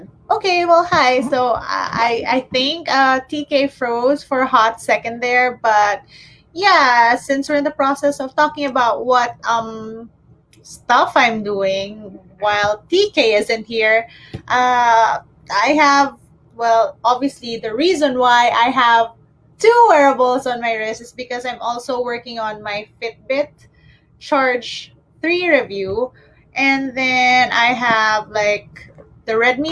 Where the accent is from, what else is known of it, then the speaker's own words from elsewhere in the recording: Manila, Metro Manila, Philippines; I am from Manila. I'm based in Manila.